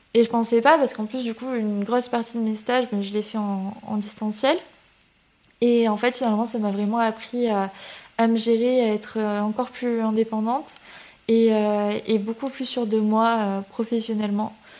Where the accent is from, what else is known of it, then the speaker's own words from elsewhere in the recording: Toulouse region, Occitania, France; also born or lived in Canada; je suis originaire de la région de Toulouse. Euh, mais j'ai un peu vadrouillé euh, aussi. J'ai habité au Canada quand j'étais petite